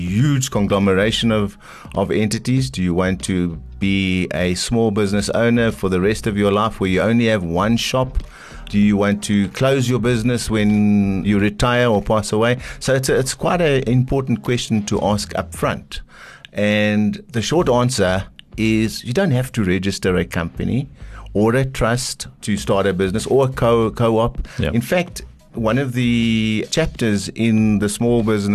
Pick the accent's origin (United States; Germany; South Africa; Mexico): South Africa; Eastern Cape; I'm from the Eastern Cape